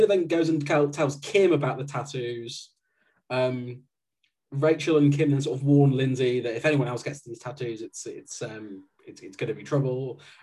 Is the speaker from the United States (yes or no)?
no; West Midlands, United Kingdom; I'm from the West Midlands